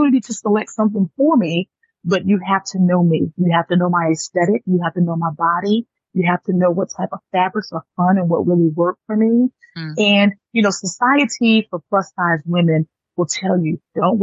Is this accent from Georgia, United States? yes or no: yes; Atlanta, Georgia, United States; also born or lived in New York; my father, who we migrated from New York to Atlanta because he didn't want to raise two girls in the city